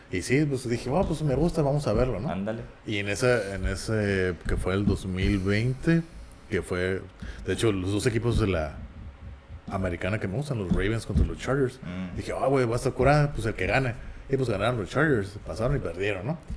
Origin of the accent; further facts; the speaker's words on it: Mexico; un mexicano, yo, a mí no me gusta el fútbol